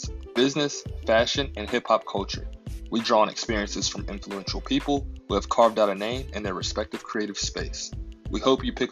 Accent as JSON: {"language": "English", "town": "Roanoke", "region": "Virginia", "country": "United States", "tie": "born or raised there", "moved": "yes", "said": "growing up in the small town of Roanoke, Virginia"}